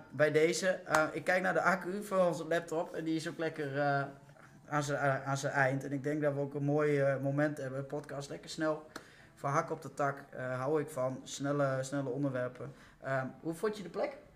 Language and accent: Dutch; the East, eastern Netherlands, Netherlands; ik kom uit het Oosten